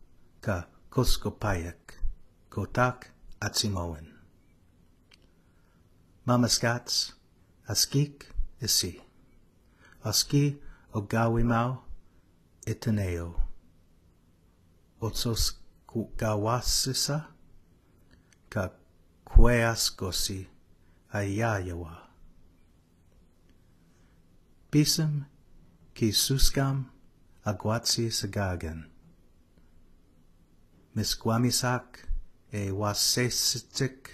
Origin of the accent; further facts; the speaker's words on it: Regina, Saskatchewan, Canada; I'm originally from Regina